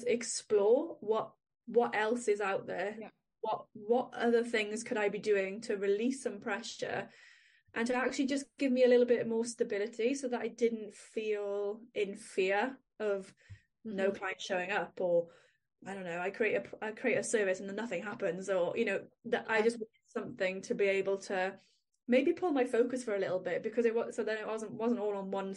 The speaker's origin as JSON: {"language": "English", "region": "Wales", "country": "United Kingdom", "accent": "Welsh", "said": "if you can't hear from my accent, I am in Wales"}